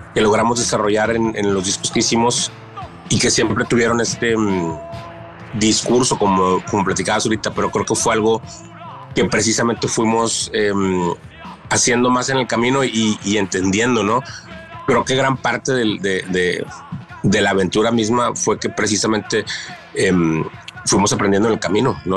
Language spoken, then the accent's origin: Spanish; northern Mexico, Mexico; la escena acá en, en, el norte